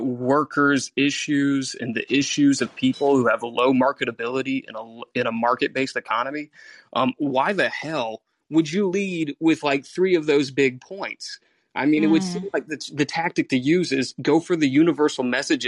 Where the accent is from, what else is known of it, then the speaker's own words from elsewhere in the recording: South Carolina, United States; I'm from South Carolina.